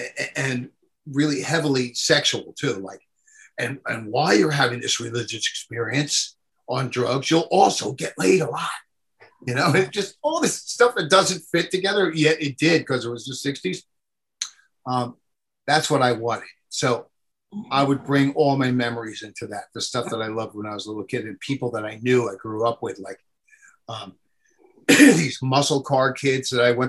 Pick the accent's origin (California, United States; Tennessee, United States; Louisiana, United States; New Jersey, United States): New Jersey, United States; I'm from New Jersey.